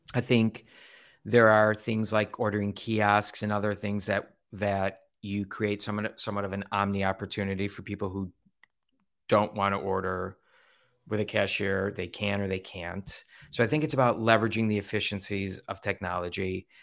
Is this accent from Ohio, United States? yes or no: yes; Ohio, United States; growing up in Ohio where we're Buckeyes